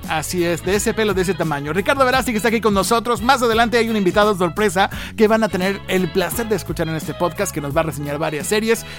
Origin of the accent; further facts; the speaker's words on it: Mexico; Somos mexicanos